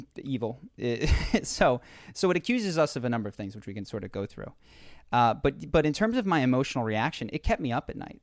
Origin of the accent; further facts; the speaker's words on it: Philadelphia, Pennsylvania, United States; We grew up in Philadelphia